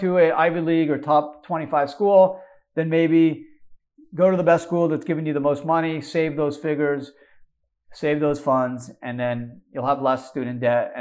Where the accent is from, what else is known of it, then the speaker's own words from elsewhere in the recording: Canada; moved away; I grew up in Canada